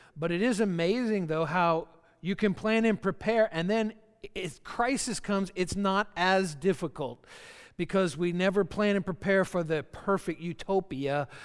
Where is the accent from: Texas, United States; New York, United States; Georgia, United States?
Georgia, United States; I'm from Georgia, so country music comes easy and very naturally for me.